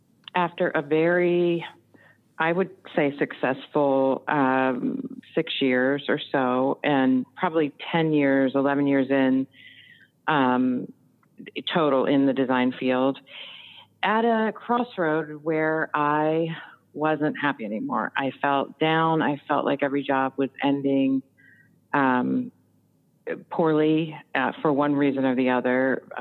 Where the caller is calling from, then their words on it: Timonium, Maryland, United States; I am calling from Timonium, Maryland. It's about 20 minutes outside of Baltimore, Maryland.